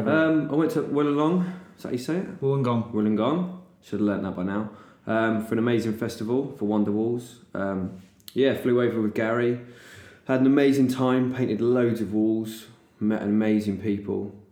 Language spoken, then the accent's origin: English; England, United Kingdom; I'm English